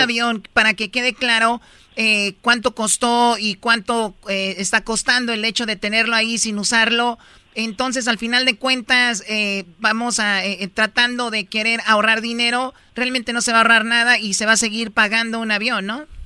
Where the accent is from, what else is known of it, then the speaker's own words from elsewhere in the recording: Mexico; somos mexicanos